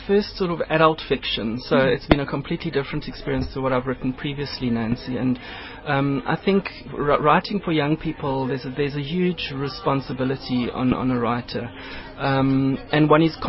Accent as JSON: {"language": "English", "country": "South Africa", "said": "as a South African, you know, people are shocked that because you, if I can put it this way, because you're a white person, that you can speak an African language."}